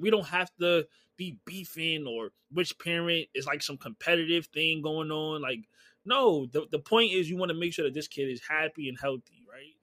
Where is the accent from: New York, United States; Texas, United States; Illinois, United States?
New York, United States; New York City; also born or lived in Bronx / Brooklyn / Queens; growing up, I'm from Harlem